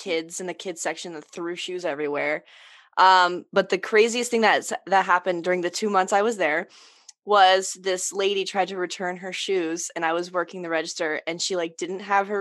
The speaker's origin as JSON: {"language": "English", "region": "the South", "country": "United States", "tie": "born or raised there", "said": "living in the South, just in general, growing up in the South"}